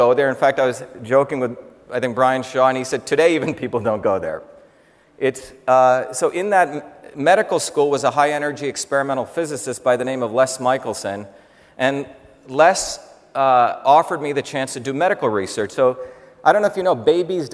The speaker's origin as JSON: {"language": "English", "town": "Mumbai", "region": "Maharashtra", "country": "India", "tie": "born or raised there", "also_born_or_lived": "South Indian village", "moved": "yes", "said": "I grew up actually in Bombay, but I grew up in two worlds"}